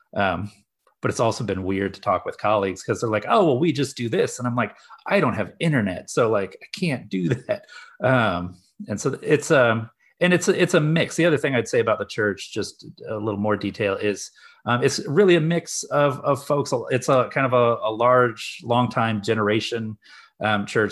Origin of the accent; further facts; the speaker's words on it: Kansas City, Missouri, United States; moved away as an adult; also born or lived in Washington, D.C. / Midwest; I'm from the Kansas City area